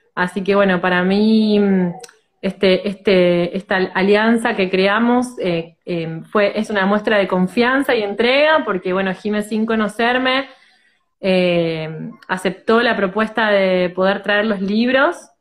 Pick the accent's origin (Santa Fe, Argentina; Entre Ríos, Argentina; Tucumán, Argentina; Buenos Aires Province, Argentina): Santa Fe, Argentina; Rosario; soy de Rosario, Argentina